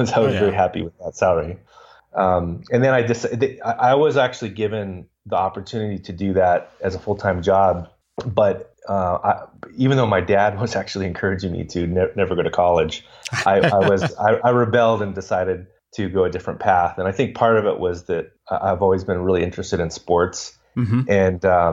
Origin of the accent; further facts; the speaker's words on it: Los Angeles, California, United States; I grew up in Los Angeles